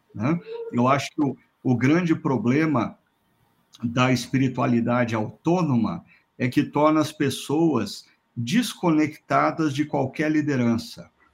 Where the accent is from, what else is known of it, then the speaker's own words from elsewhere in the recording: Londrina, Paraná, Brazil; Londrina, minha terra natal